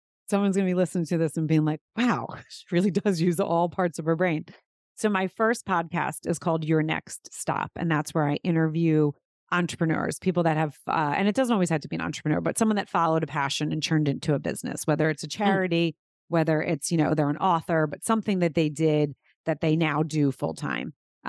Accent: Pennsylvania, United States; I grew up outside of Philadelphia.

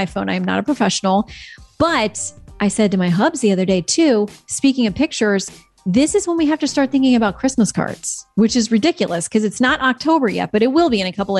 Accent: Florida, United States; moved away; I'm from Florida

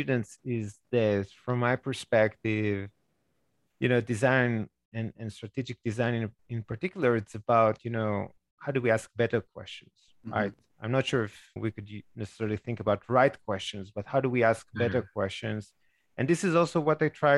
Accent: Israel; moved away; I grew up in Israel

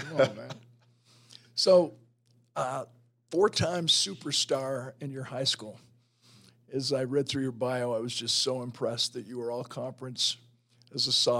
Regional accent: Salt Lake City, Utah, United States; And I grew up here in Salt Lake City

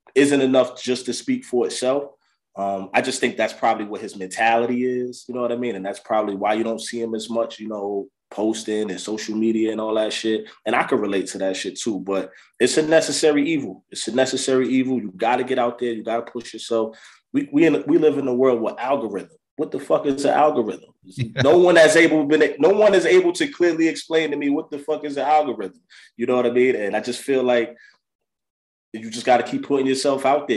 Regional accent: Yonkers, New York, United States; I'm originally from Yonkers, New York

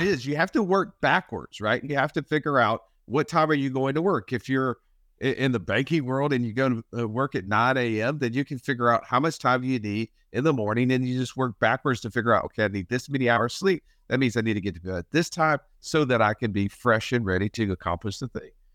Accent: Alabama, United States; we're Rednecks from Alabama

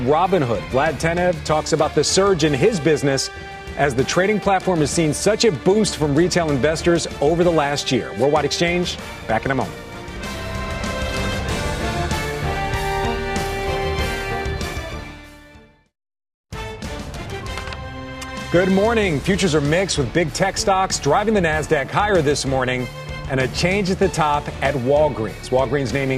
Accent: Philadelphia, Pennsylvania, United States; I'm from Philadelphia

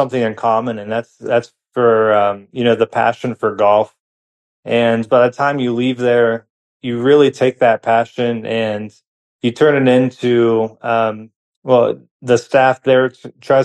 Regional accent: Pittsburgh area, Pennsylvania, United States; moved away as an adult; also born or lived in DuBois, Pennsylvania / Indiana, Pennsylvania; now in Houston, United States; I grew up a little outside of Pittsburgh

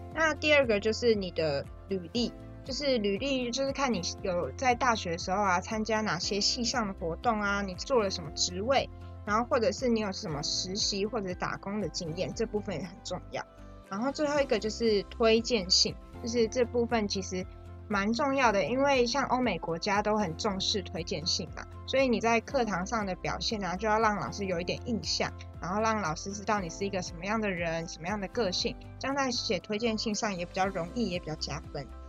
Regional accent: Taiwan; 我们从小就在台湾长大，然后认识的风情民俗也都是同样的

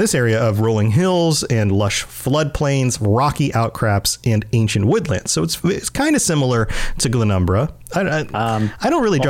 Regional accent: Florida, United States; accent: Floridian; growing up in Florida, we have two seasons.

